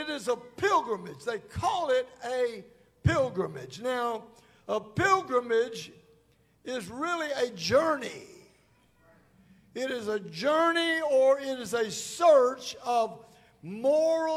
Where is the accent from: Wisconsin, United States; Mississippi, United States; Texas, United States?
Mississippi, United States; Holly Springs; I was born in Holly Springs, Mississippi. Big town of Holly Springs